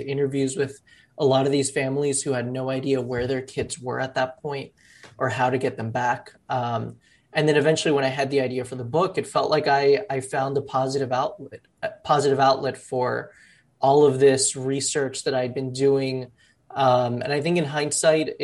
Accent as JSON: {"language": "English", "town": "Miami", "region": "Florida", "country": "United States", "tie": "born or raised there", "moved": "yes", "lives_now": "New York, United States", "said": "I was born in Miami. One side of my family is Cuban refugees. The other side of my family are, formerly undocumented Colombian immigrants. And growing up in Miami"}